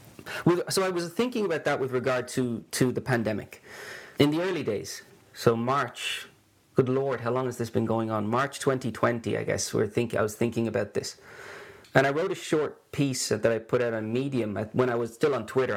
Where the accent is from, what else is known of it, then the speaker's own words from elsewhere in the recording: Ireland; moved away as an adult; also born or lived in Sweden; now in Gothenburg, Sweden; you can hear I'm not Swedish, I'm Irish, but haven't lived in Ireland now for almost as long as I did live there